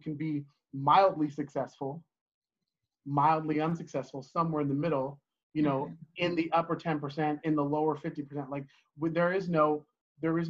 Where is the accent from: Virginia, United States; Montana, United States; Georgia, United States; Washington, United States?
Washington, United States; Oakland, California; moved away as an adult; now in Salem, United States; Born in Oakland, California, lived there until I was about 10 or 11. And then we moved to Washington State, where I went to middle school and high school.